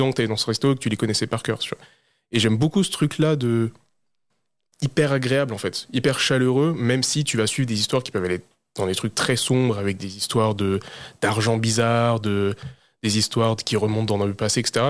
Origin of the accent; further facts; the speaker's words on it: France; pour nous en tant que Français